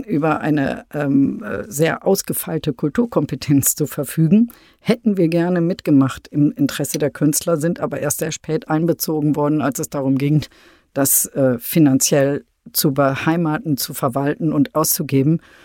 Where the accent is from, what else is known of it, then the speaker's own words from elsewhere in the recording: Münster, North Rhine-Westphalia, Germany; moved away as an adult; now in Berlin, Germany; Ich finde Münster ähm, äh, wunderschön, ist meine Heimatstadt, freue mich, bin immer dankbar, dass ich in diesem Ambiente groß geworden bin